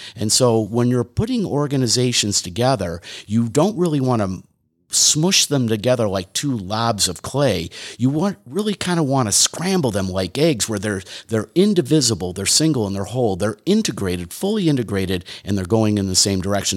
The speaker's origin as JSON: {"language": "English", "town": "Detroit", "region": "Michigan", "country": "United States", "tie": "born or raised there", "said": "I grew up in Detroit, Michigan"}